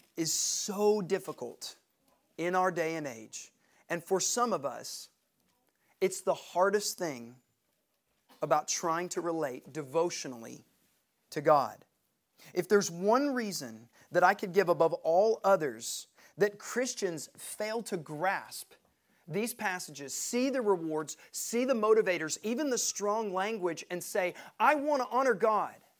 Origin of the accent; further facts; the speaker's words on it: Knoxville, Tennessee, United States; We're from Knoxville.